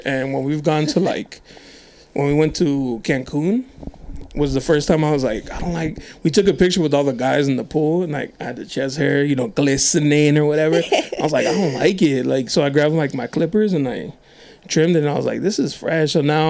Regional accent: National City, California, United States; I'm from National City.

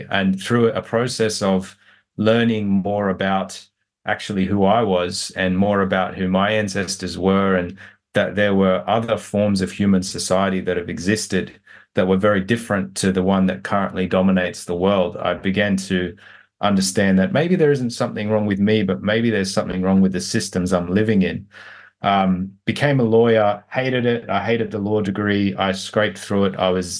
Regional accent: New South Wales, Australia; I was born in Western Sydney in a very poor area, and we didn't have much growing up. My parents came to Australia from Egypt just before I was born.

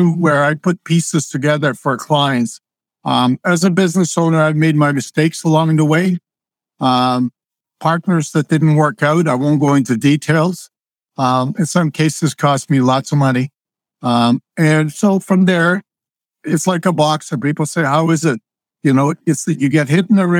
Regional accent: Croatia; also born or lived in Zagreb, Croatia; now in Canada; I was born in Croatia. I grew up on a dirt floor

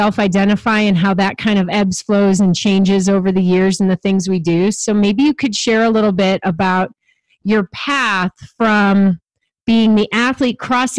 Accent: Chicago, Illinois, United States; I grew up in Chicago suburbs

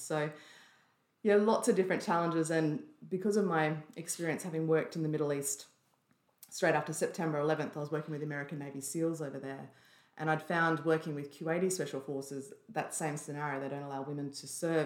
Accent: Byron Bay, New South Wales, Australia; grew up in a little place called Austinville, which is just in the hinterland of Byron Bay

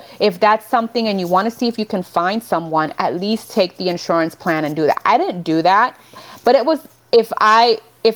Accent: Nicaragua; moved away; I was born in Nicaragua

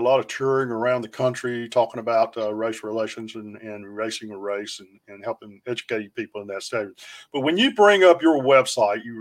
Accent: North Carolina, United States; now in Texas, United States; growing up in the Deep South too, down in North Carolina

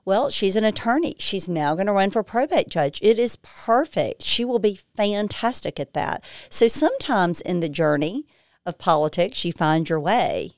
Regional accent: Lexington, Mississippi, United States; moved away as an adult; also born or lived in Alabama; I was born and raised in Lexington, Mississippi, Holmes County

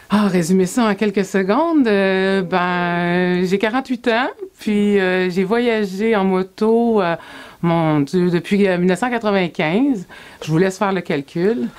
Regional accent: Sorel-Tracy, Quebec, Canada; je quitte euh, ma ville natale, Sorel-Tracy, le 7 août 97

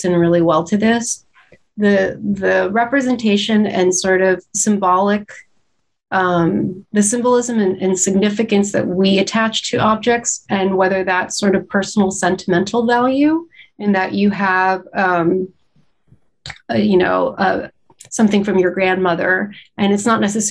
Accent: Los Angeles, California, United States; moved away as an adult; I grew up in Southern California

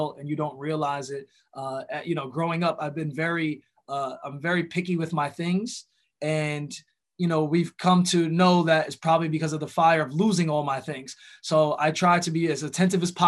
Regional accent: New York, United States; growing up in New York, you know, hip hop was a huge part of the culture

